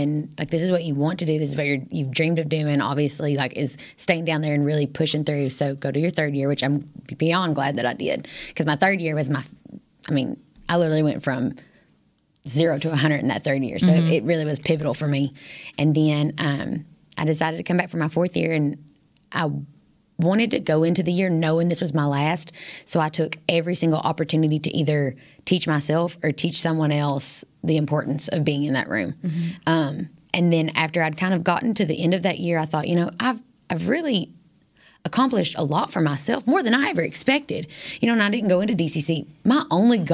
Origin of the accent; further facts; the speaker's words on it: Irvine, Kentucky, United States; moved away as an adult; now in Texas, United States; I enjoyed growing up in Irvine, Kentucky.